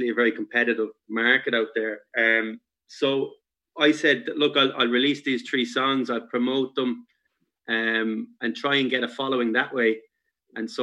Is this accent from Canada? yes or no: no; Galway, Connacht, Ireland; moved away as an adult; also born or lived in Cork; now in Dublin, Ireland; I moved to Galway when I was four. So I'm from Galway, really, where I lived until after college.